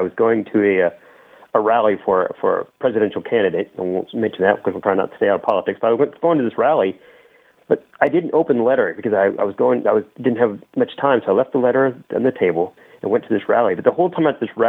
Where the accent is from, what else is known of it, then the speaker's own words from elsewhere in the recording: Indianapolis, Indiana, United States; I was born in Indiana